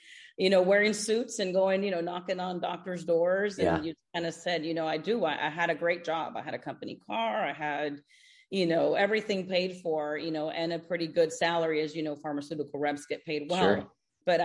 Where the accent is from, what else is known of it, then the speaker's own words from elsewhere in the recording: Houston, Texas, United States; moved away as an adult; also born or lived in Cuba; now in South Florida, United States; I moved from Houston, Texas, where I grew up, to South Florida